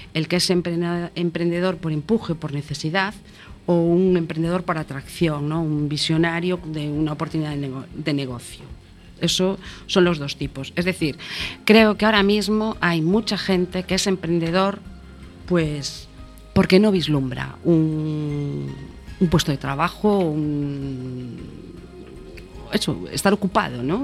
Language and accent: Spanish; Galicia, Spain; como buena gallega que soy